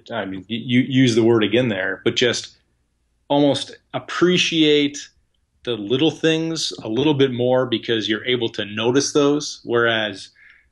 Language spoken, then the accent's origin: English; United States; as an American